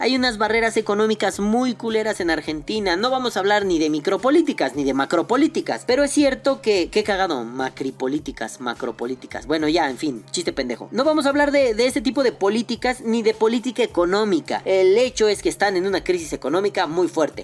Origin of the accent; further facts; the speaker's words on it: Mexico; Los mexicanos